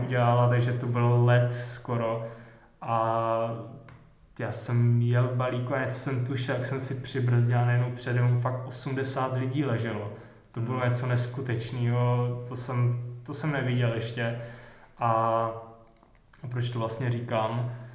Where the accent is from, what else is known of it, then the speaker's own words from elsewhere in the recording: Vysočina Region, Czechia; já jsem z Vysočiny